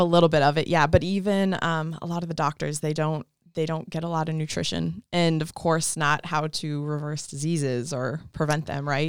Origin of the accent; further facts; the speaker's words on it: Colorado, United States; moved away as an adult; also born or lived in Mississippi; I'm from Colorado originally